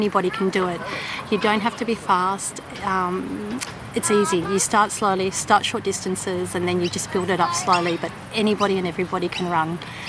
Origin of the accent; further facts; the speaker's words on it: Melbourne, Victoria, Australia; I'm from Melbourne, Australia